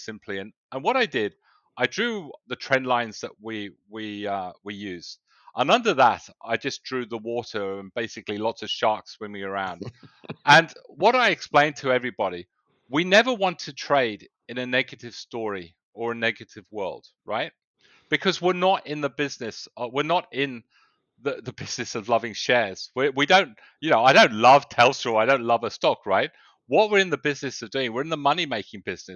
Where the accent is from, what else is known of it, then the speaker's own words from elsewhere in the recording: England, United Kingdom; moved away as an adult; also born or lived in south of Spain; now in Australia; I was born in England. I went to university, but then a lot of my business life started in the south of Spain